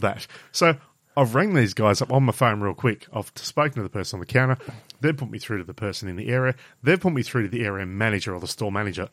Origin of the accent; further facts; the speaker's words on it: Burnie, Tasmania, Australia; I'm from Burnie on the Coast